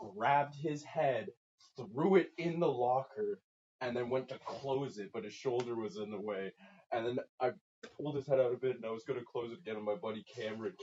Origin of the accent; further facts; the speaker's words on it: Ajax, Ontario, Canada; moved away; I'm technically where I was born from Ajax